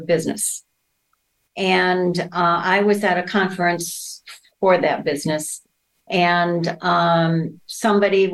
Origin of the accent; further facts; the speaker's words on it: Minnesota, United States; I'm from Minnesota.